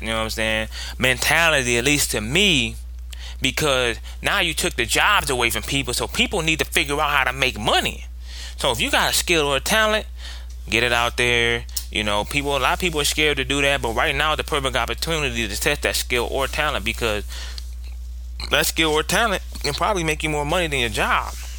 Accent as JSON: {"language": "English", "region": "Ohio", "country": "United States", "said": "I'm from Ohio"}